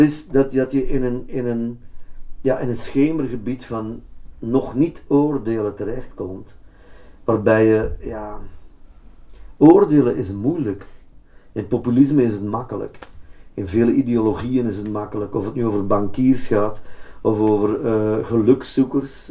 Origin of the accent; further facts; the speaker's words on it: Antwerp, Flanders, Belgium; Antwerpen met name, dan toch mijn thuisstad